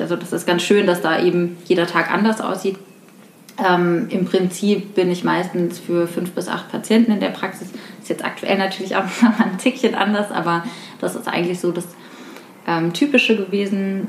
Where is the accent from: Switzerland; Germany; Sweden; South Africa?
Germany; Rüsselsheim, Hesse; moved away as an adult; now in Frankfurt, Germany; Ich komme ursprünglich aus der Gegend von Rüsselsheim und ähm, wohne jetzt seit vier Jahren in Frankfurt